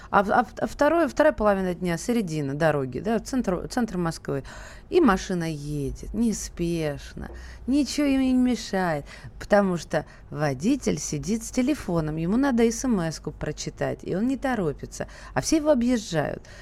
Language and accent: Russian; Kazakhstan; Я сам лично приехал из Казахстана, получив гражданство, меняю права. В Казахстане я не учился